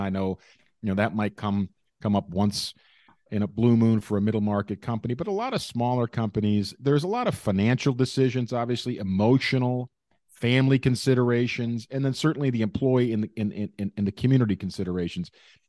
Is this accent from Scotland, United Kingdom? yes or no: yes; Scotland, United Kingdom; And me being a Scottish guy myself